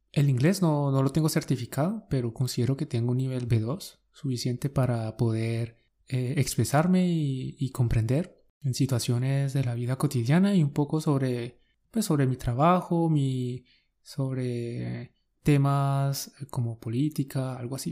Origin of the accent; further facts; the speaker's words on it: Colombia; Somos dos profes colombianos